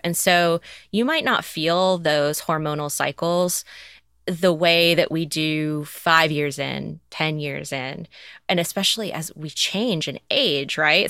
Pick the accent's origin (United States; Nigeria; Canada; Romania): United States; the South; I grew up in the South